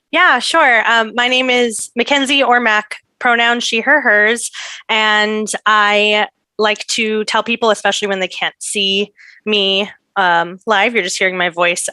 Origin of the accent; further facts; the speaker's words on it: San Diego, California, United States; now in Brooklyn, United States; I was born in San Diego